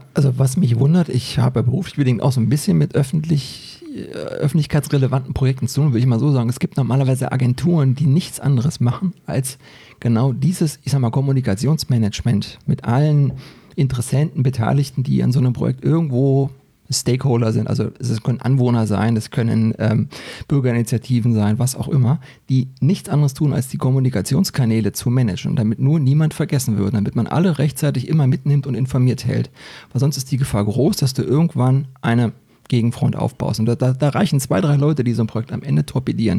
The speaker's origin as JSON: {"language": "German", "region": "Berlin", "country": "Germany", "moved": "as an adult", "lives_now": "Hesse, Germany", "said": "ich habe äh, zum Schluss ähm, in Britz gewohnt, ja, also ich komme da unten aus der Ecke, so Britzburg-Rudo"}